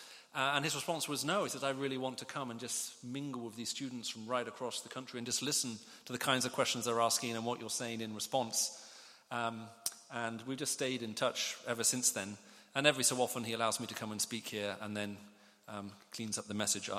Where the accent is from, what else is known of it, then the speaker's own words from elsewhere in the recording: Riyadh, Riyadh Province, Saudi Arabia; also born or lived in United Kingdom; I spent most of my childhood growing up in the Middle East. I have mixed parentage. I was born here in the UK. We moved off to the Middle East in the 70s when I was very, very small.